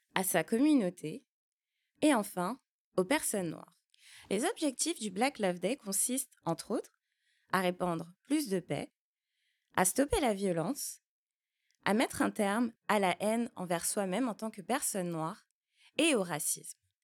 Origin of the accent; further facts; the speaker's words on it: France; also born or lived in Martinique; j'ai grandi, je suis née, j'ai grandi en France hexagonale